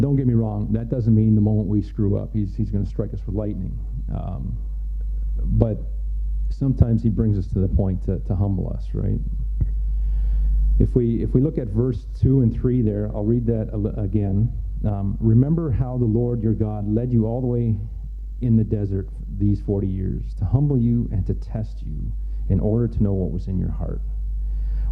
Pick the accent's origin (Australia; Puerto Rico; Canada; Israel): Canada; also born or lived in Mexico / Haiti; I was born in Mexico. I was about a year and a half old when we moved here to Canada.